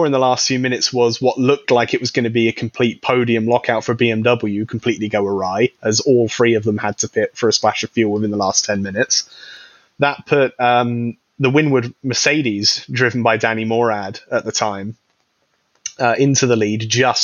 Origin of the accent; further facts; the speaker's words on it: United Kingdom; being a British person